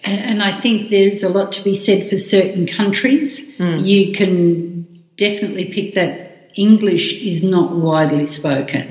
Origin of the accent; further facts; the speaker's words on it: Australia; I am Australian.